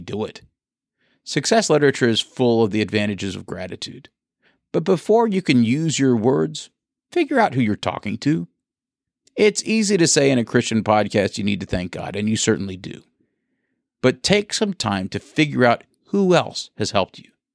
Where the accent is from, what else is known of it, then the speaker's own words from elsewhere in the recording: Bowling Green, Kentucky, United States; now in Tampa, United States; I grew up in Bowling Green, Kentucky